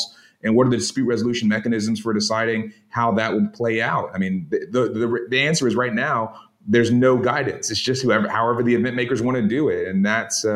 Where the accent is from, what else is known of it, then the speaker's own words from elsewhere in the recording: South Carolina, United States; my home state of South Carolina